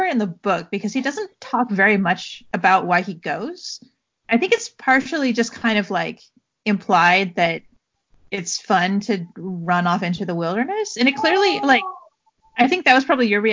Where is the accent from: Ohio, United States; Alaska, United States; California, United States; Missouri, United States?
California, United States; Southern; we grew up in Southern California